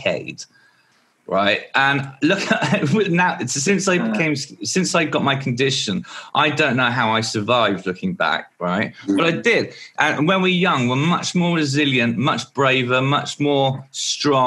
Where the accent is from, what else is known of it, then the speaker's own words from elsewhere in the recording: Martin, South East England, United Kingdom; also born or lived in Maidenhead / Fordingbridge; In the 80s, I lived in a village called Martin near Salisbury